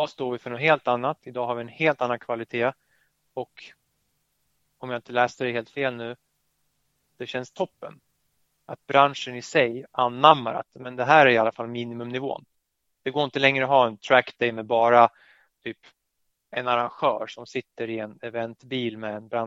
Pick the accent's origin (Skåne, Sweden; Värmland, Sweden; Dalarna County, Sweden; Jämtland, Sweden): Skåne, Sweden; accent: Skåne; nu kommer jag göra bort mig med min skånska dialekt här